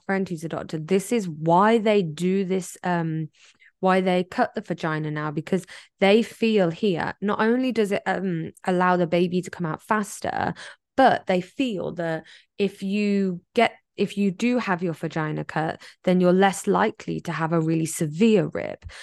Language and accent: English; England, United Kingdom; now in Taiwan; I'm English, not American